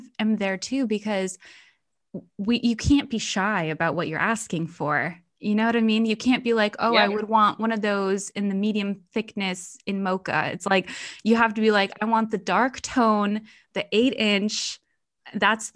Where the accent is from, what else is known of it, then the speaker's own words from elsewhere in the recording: New York, United States; I'm from New York